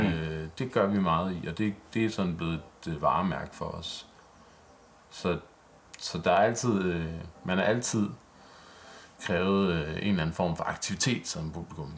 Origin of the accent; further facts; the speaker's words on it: Vordingborg, Zealand, Denmark; jeg er vokset op i Vordingborg